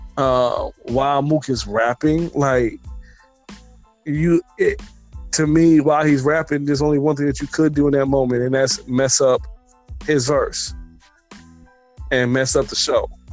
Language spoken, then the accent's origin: English; the Bay Area, California, United States; I'm from the Bay. This is Cali right here, West Coast.